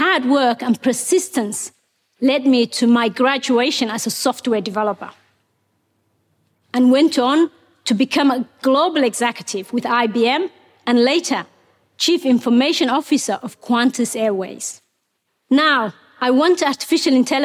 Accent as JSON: {"language": "English", "country": "Somalia", "tie": "born or raised there", "also_born_or_lived": "Mogadishu, Somalia / Kenya", "second_language": "English", "moved": "as an adult", "lives_now": "Australia", "said": "Ethiopia forced us to move to Somalia's capital, Mogadishu"}